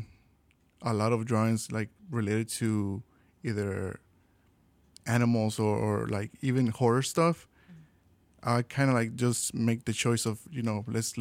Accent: Mexico; now in Chicago, United States; We're from Mexico

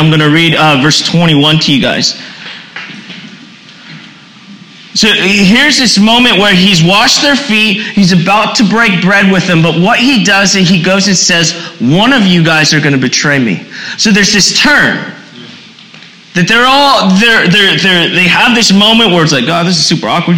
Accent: East Coast, United States; also born or lived in Puerto Rico; I'm from the East Coast

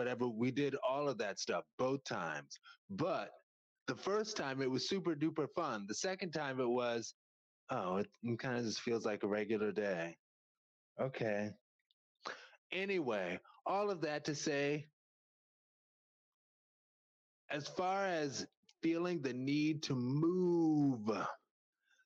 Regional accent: upstate New York, United States; moved away; I was born in New York City, right? And then I spent the first part of my childhood in upstate New York

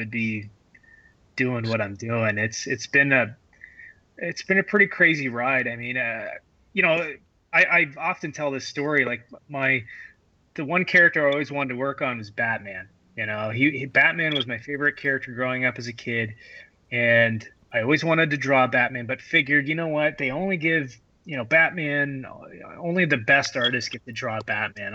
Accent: Harrow, Ontario, Canada; I grew up in Harrow, Ontario, a small little town of 3,000 people

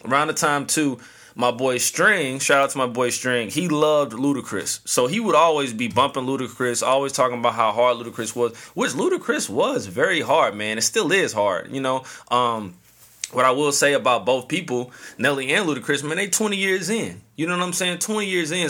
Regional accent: St. Louis, Missouri, United States; the hometown, Saint Louis three one four

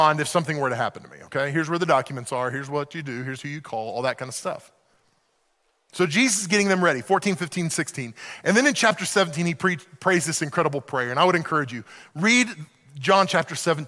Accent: Oklahoma City, Oklahoma, United States; moved away as an adult; also born or lived in Western Pennsylvania; now in Pennsylvania, United States; I grew up in Oklahoma City.

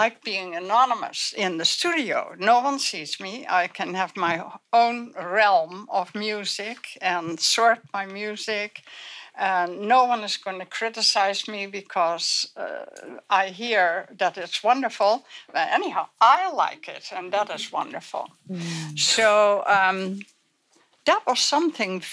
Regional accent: Netherlands; I was born in Holland before the war, the Second World War

